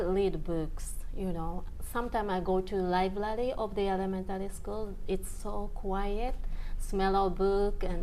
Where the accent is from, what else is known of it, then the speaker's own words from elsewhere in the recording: Yokohama, Kanagawa, Japan; English is a second language; also born or lived in Kurume, Fukuoka; Soon after I was born, I moved to Yokohama